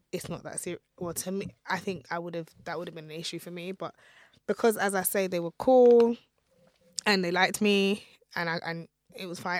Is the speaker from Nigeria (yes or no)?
yes; Nigeria; my husband is Ghanaian and I'm Nigerian